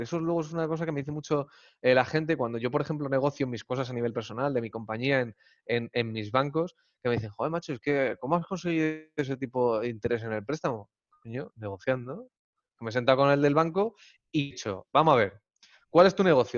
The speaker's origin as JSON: {"language": "Spanish", "country": "Spain", "said": "los españoles somos muy de tocar"}